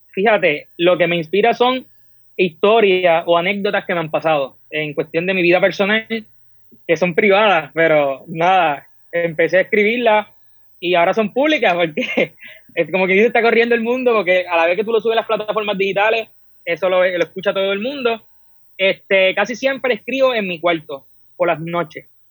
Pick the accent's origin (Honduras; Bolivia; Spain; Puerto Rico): Puerto Rico; Soy del pueblo de Apilla